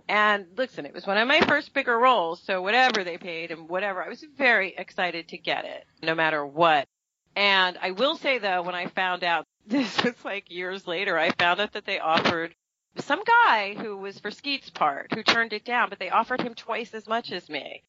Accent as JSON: {"language": "English", "region": "New York", "country": "United States", "accent": "Brooklyn", "said": "That's my real accent, I think, by the way. Like, if you strip me down when I'm really exhausted, I sound like I'm from Brooklyn, you know?"}